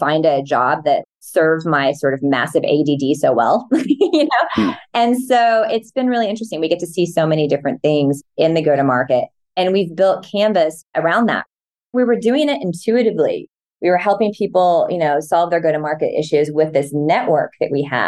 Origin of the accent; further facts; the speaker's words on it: Midwest, United States; I'm from the Midwest